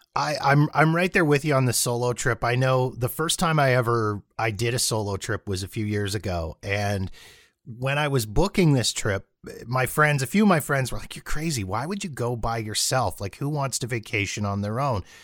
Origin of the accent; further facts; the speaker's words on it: Canada; as a Canadian north of the border with, you know, gun control and free healthcare